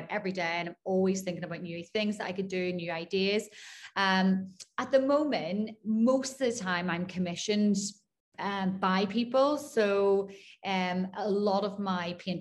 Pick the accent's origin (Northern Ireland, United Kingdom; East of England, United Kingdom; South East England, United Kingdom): Northern Ireland, United Kingdom; Belfast; moved away as an adult; also born or lived in Glasgow; now in Dubai, United Arab Emirates; Grew up in Belfast, in Northern Ireland.